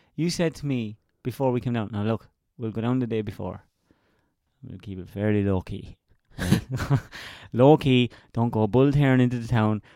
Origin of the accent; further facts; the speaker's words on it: Laois, Ireland; I'm from Leash, which is the only county not touching a county touching the sea.